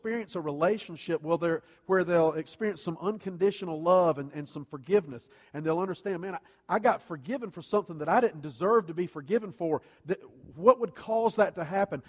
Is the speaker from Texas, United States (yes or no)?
no; Columbia, South Carolina, United States; I grew up in Columbia, and CSU didn't even have a football team back then